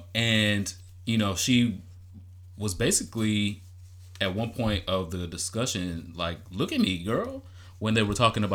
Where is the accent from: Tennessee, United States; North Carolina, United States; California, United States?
Tennessee, United States; Memphis; I'm from Memphis. I drag holes in this bitch.